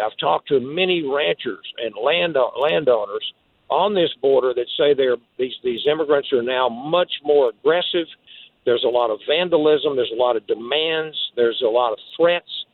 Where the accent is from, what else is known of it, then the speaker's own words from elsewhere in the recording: Texas, United States; being a Texan